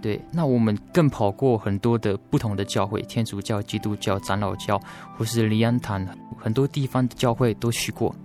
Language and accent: Chinese; Fuxing Township, Taoyuan, Taiwan; moved away as an adult; now in Taichung, Taiwan; 我的故乡算是桃园县复兴乡的泰雅族